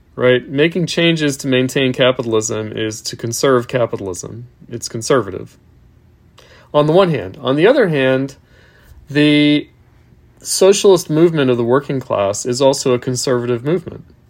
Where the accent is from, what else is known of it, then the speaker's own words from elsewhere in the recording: Long Island, New York, United States; I'm from New York, I'm from Long Island